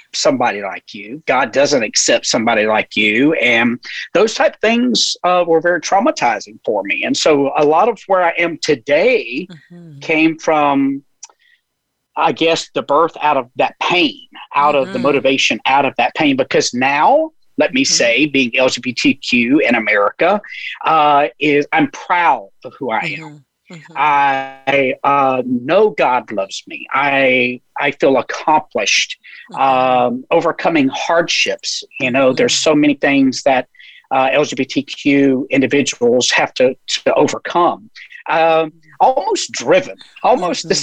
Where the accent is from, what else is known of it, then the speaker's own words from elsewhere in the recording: the South, United States; now in San Diego, United States; being from the South